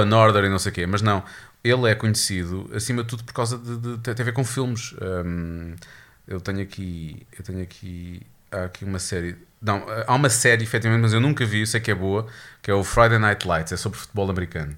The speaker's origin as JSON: {"language": "Portuguese", "country": "Portugal", "said": "sendo português"}